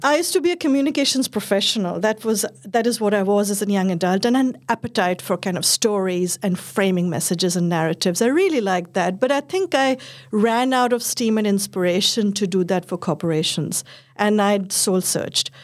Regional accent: India; growing up in India and the generation we did in, I was a kid led in the eighties and I was in my teens in the nineties

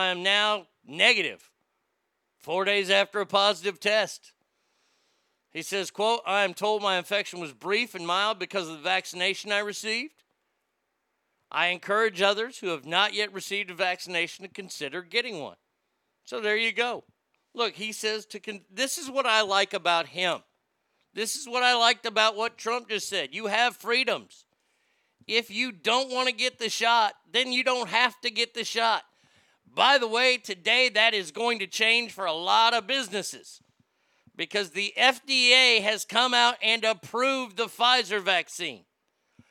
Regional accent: Garland, Texas, United States; he lives in Garland, and he lives in my hometown

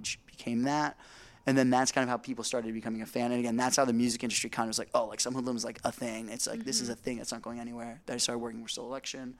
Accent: Indiana, United States; I'm from Indiana

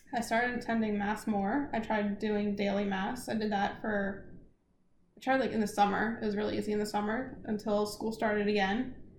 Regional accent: South Louisiana, United States; I'm from South Louisiana

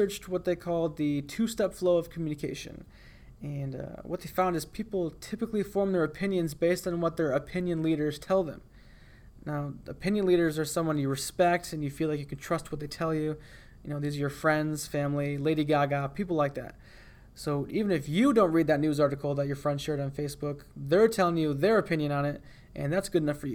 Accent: United States; my fellow Americans

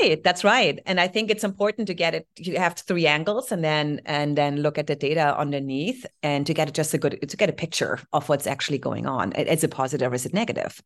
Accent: Heidelberg, Baden-Württemberg, Germany; English is a second language; moved away; So born, uh, in Heidelberg

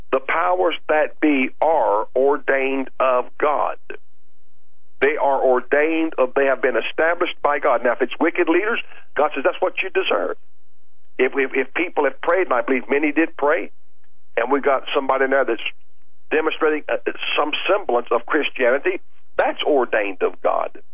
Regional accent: United States; I'm glad I was born in America

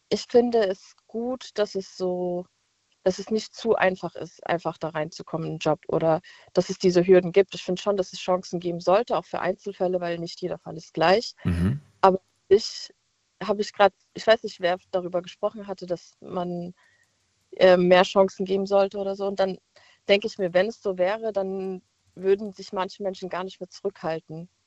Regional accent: Mainz, Rhineland-Palatinate, Germany; ich bin jetzt ja aus Mainz und war auch letztens mal in Frankfurt feiern

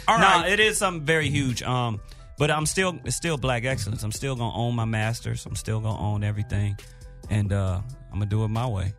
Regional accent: Los Angeles, California, United States; I am from Watts, California

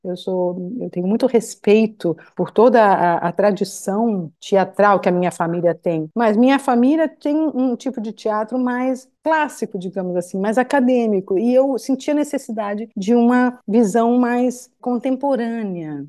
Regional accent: São Paulo, Brazil; moved away as an adult; also born or lived in Rio de Janeiro / Curitiba; Eu nasci no Rio, fui pequenininha para Curitiba e fui para São Paulo com 5 anos de idade. Então eu fiquei de 5 aos 18 anos

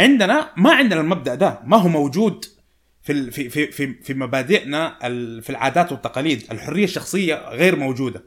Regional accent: Saudi Arabia; فأنا وأنت سعوديين

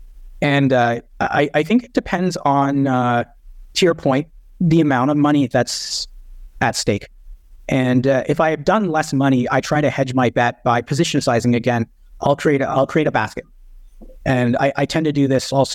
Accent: Canada; being a Canadian

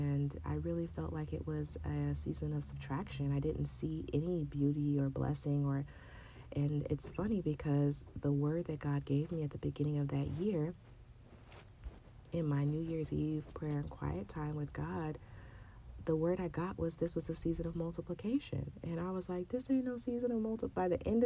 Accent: San Diego, California, United States; born or raised there; moved away as an adult; now in Chicago, United States

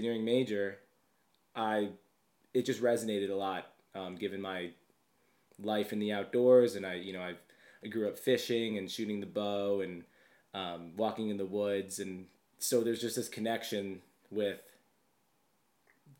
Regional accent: Long Island, New York, United States; I'm from Long Island

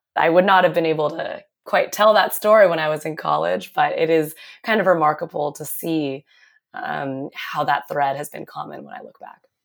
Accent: Seattle, Washington, United States; moved away as an adult; also born or lived in New York City; I grew up in Seattle, where I went to public school, Garfield High School

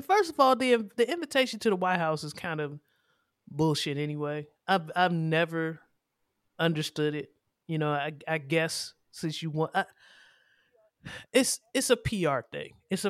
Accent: Maryland, United States; That's how I grew up. We grew up in Prince George's County.

